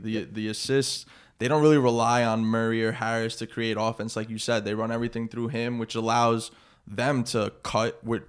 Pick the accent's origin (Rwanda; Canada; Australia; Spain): Spain; I'm from Spain, and every Spanish player in the NBA is the best player.